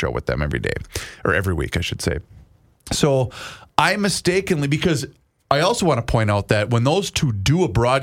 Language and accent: English; Faribault, Minnesota, United States; Faribault being my hometown